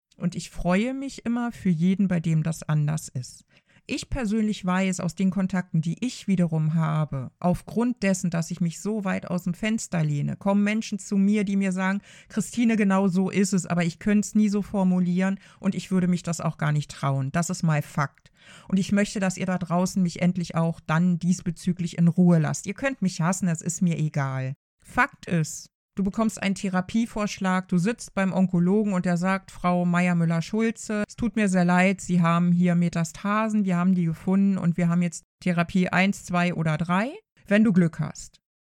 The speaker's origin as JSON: {"language": "German", "country": "Germany", "said": "bei uns in Deutschland"}